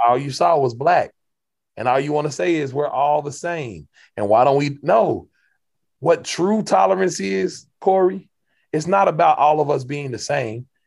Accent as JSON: {"language": "English", "region": "Kentucky", "country": "United States", "said": "I'm from Kentucky"}